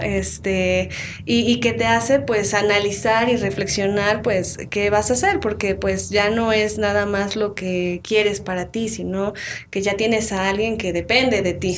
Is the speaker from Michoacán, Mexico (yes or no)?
no; Tlaxcala, Mexico; also born or lived in Huamantla; yo soy originaria de, Tlaxcala, nací en Tlaxcala, sin embargo, este, mi familia es de Huamantla